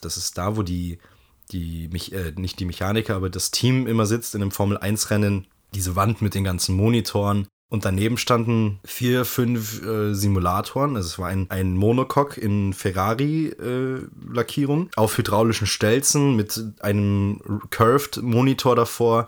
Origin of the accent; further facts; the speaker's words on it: Bavaria, Germany; bei uns in Bayern